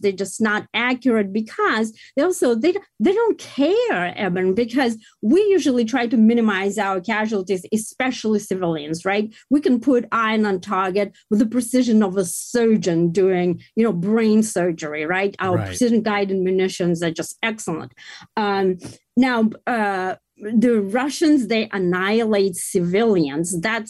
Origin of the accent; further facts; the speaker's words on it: United States; we are in the middle as the American people